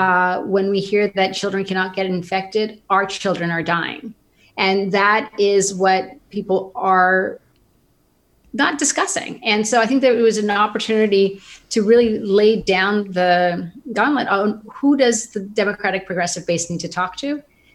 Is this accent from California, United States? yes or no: yes; Sonoma, California, United States; So I grew up in Sonoma, and I have to tell you that I'm going to completely date myself.